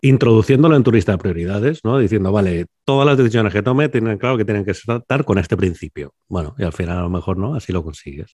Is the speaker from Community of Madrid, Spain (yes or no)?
no; Valencia, Valencian Community, Spain; yo soy de aquí de Valencia